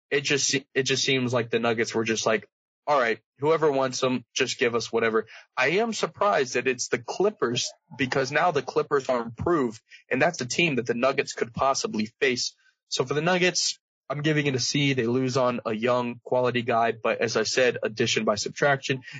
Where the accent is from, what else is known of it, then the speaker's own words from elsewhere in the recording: Virginia, United States; I'm from Virginia, live in Virginia.